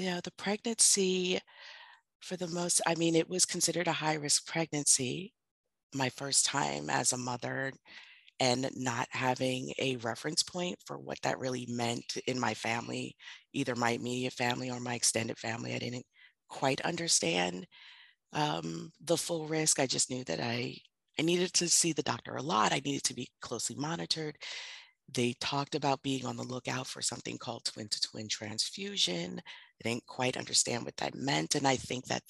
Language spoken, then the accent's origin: English; New York City, New York, United States; now in Baltimore, United States; I'm originally from Bronx, New York